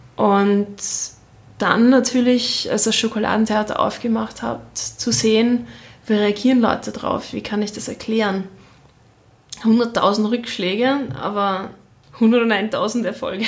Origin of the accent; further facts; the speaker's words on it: Austria; also born or lived in Shanghai; als Österreicherin